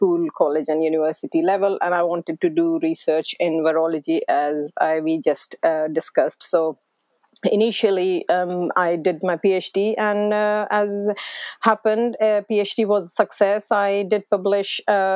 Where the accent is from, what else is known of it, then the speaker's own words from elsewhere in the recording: India; English is a second language; moved away as an adult; also born or lived in Glasgow, United Kingdom; now in Dalgety Bay, United Kingdom; coming from India, where English wasn't even my first language